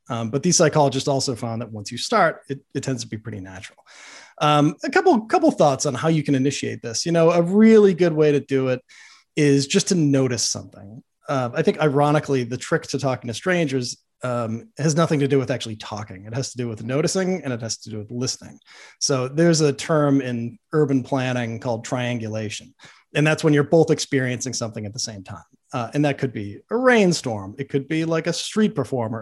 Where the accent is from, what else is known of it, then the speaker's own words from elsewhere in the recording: Boston, Massachusetts, United States; I grew up in Boston